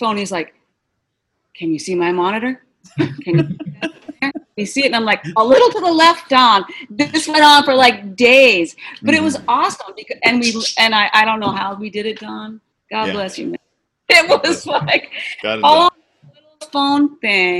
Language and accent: English; Boston, Massachusetts, United States; moved away; I was from Boston